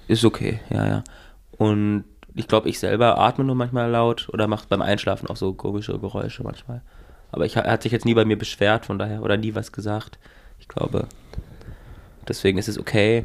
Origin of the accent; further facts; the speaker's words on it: Northern Germany, Germany; als Norddeutscher